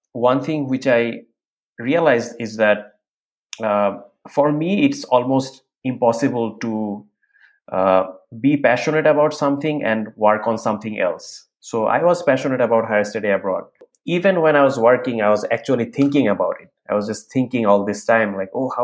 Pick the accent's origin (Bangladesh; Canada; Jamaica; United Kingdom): Bangladesh; moved away as an adult; now in United States; after graduating from my undergrad, I was working in an airlines company in Bangladesh